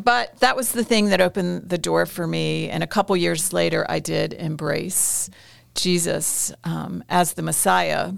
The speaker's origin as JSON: {"language": "English", "country": "United States", "also_born_or_lived": "Indonesia / Jerusalem / Iraq", "moved": "as an adult"}